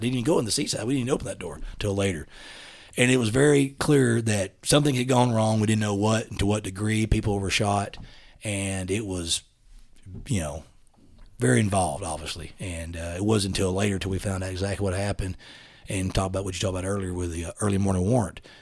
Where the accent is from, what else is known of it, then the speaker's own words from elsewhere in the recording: East Texas, United States; accent: East Texas dialect; moved away as an adult; also born or lived in Huntsville, Texas; now in Dallas, United States; I grew up in East Texas with a family that, we lived on a ranch